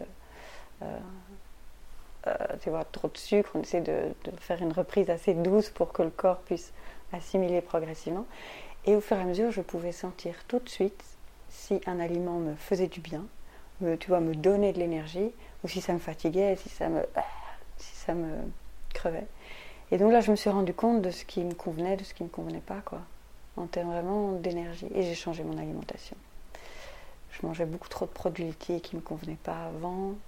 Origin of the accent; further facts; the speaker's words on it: Belgium; also born or lived in Brussels; je suis belge, je vis ici à Bruxelles